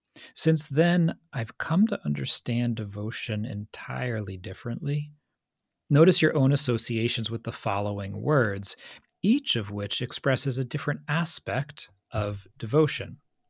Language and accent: English; Northeast, United States; we grew up in the Northeast, in the U.S., in this very similar sea of unspoken values and pressures